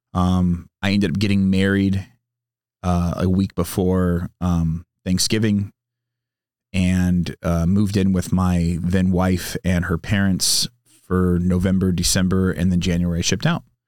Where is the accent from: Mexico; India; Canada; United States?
United States; San Diego, California; also born or lived in Sacramento, California; now in Temecula, United States; growing up in San Diego, having a lot of friends whose parents were in the Navy